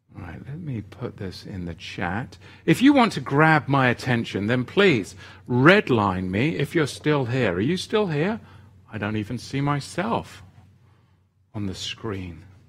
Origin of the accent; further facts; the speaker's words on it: England, United Kingdom; now in Oregon, United States; when I was a boy growing up in England